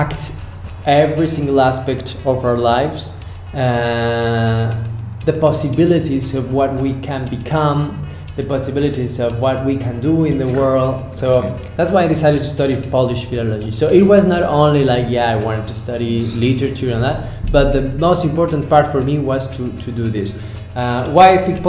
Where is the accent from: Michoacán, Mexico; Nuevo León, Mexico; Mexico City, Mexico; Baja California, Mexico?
Mexico City, Mexico; moved away as an adult; now in Poland; I come from Mexico City